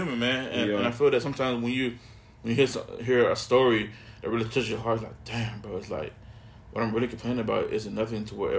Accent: North Carolina, United States; Growing up in North Carolina, I'm glad my people's kept me in the church.

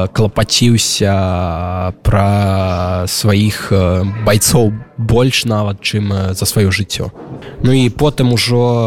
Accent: Belarus; moved away; мы беларусы

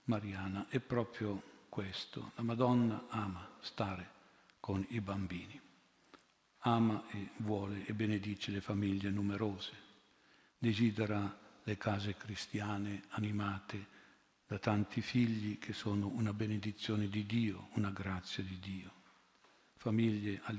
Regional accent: Milan, Lombardy, Italy; Io vengo da Milano, 25 anni fa, mi ricordo, l'oratorio era pieno di figli unici e di figlie uniche.

